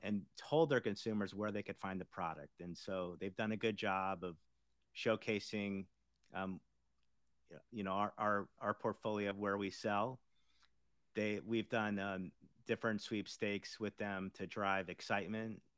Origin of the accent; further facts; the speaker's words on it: South Florida, United States; moved away as an adult; also born or lived in Indiana; I grew up in South Florida